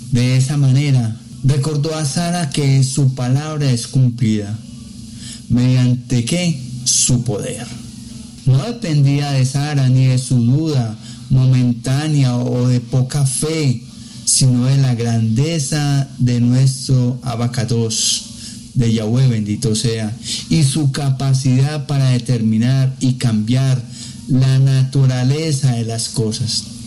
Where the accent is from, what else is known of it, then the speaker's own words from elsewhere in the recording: Colombia; acá en, en mi país, en Colombia